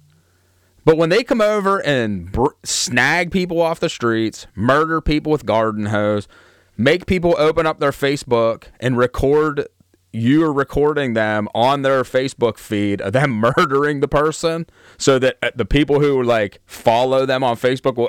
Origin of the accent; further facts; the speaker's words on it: Altoona, Pennsylvania, United States; also born or lived in the South; Altoona. Like I was born and raised here